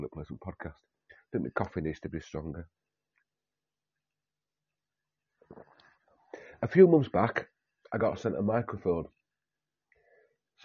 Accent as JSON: {"language": "English", "region": "Yorkshire and the Humber", "country": "United Kingdom", "said": "I'm a Yorkshireman"}